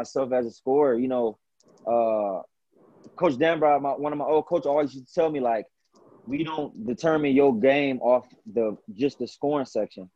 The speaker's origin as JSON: {"language": "English", "region": "Northeast Ohio", "country": "United States", "tie": "born or raised there", "said": "growing up in Northeast Ohio"}